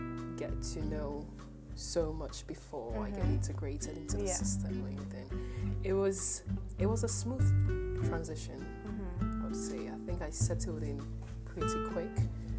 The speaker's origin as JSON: {"language": "English", "country": "Ghana", "said": "well, I'm Ghanaian."}